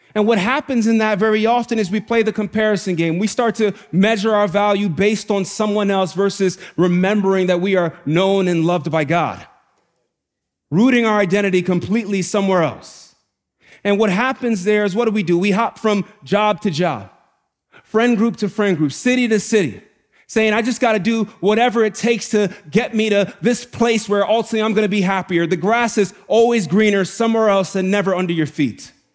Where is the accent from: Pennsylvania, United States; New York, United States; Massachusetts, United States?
New York, United States; New York City; Growing up in the Bronx is really hard.